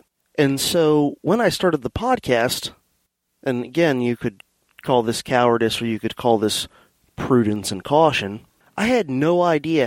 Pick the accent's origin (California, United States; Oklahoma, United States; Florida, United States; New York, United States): Florida, United States; Fort Lauderdale; also born or lived in Miami, Florida; now in St. Augustine, United States; we lived in a suburb west of Fort Lauderdale then for the remainder of my kind of grade school years, you know, through high school graduation. So that's where I'm originally from.